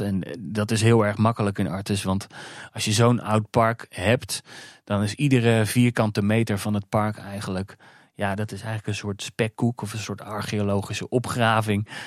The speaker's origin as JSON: {"language": "Dutch", "town": "Alphen aan den Rijn", "region": "South Holland", "country": "Netherlands", "moved": "yes", "lives_now": "Weesp, Netherlands", "said": "Ik kom oorspronkelijk uit Alfa aan de Rijn, waar uh, Vogelpark Avifauna ligt."}